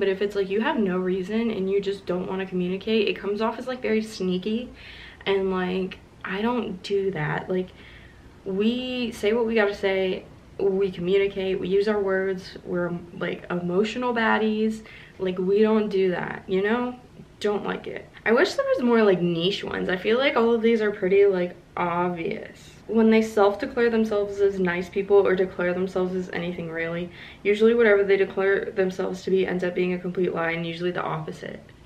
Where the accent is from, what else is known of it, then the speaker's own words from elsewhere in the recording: Kentucky, United States; also born or lived in Florida; I grew up in Kentucky, but I'm originally from Florida